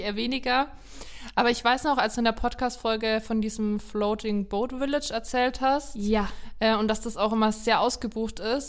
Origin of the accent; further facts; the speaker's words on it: Haßberge, Bavaria, Germany; Ich komme aus der Ecke